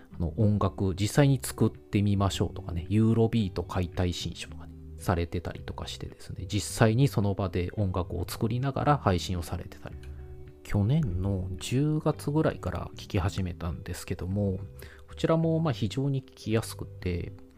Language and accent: Japanese; rural Aichi Prefecture, Japan; also born or lived in Kanto / Kansai; 愛知県の田舎で生まれ育ち、仕事の都合で一時期関東、関西に住んでいたことがあります